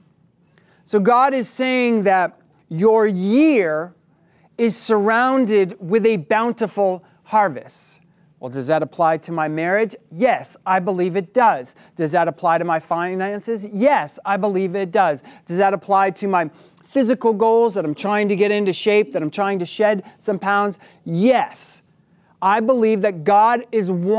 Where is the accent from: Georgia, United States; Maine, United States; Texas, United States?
Maine, United States; having been born and raised in Maine, I grew up working on a farm